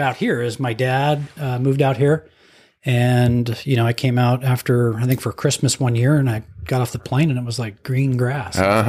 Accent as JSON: {"language": "English", "town": "Denver", "region": "Colorado", "country": "United States", "tie": "born or raised there", "said": "So I grew up in Colorado."}